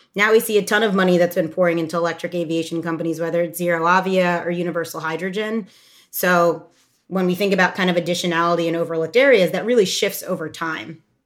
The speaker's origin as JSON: {"language": "English", "town": "Doylestown", "region": "Pennsylvania", "country": "United States", "tie": "born or raised there", "also_born_or_lived": "New York / Oxford, United Kingdom", "moved": "as an adult", "said": "I grew up in the Philadelphia area in a small town called Doylestown, and I was the child of immigrants from Ghana."}